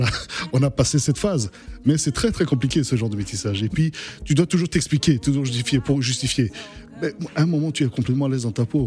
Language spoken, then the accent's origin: French; Bria, Haute-Kotto, Central African Republic; moved away; j'ai grandi à Bria, à l'est de, la, RCA